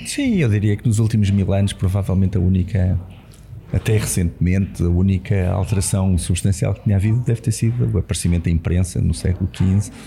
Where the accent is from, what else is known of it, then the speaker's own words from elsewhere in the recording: Lisbon, Portugal; cresci em Lisboa